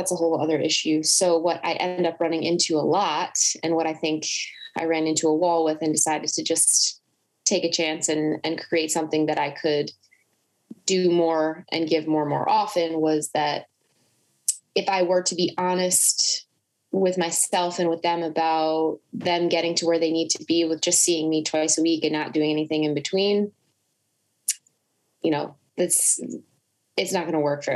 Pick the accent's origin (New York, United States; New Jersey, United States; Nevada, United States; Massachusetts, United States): New Jersey, United States; I'm from New Jersey